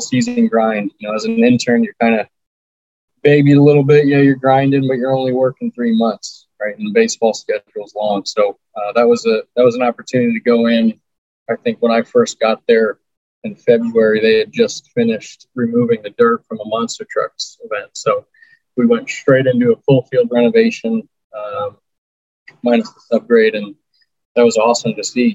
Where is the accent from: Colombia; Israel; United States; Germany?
United States; Raleigh, North Carolina; moved away as an adult; also born or lived in San Diego / Reno; I'm from Raleigh